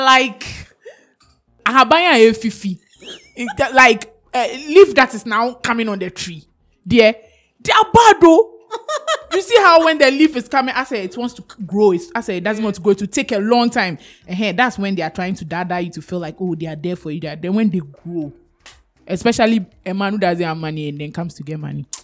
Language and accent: English; Ghana; I'm so Ghanaian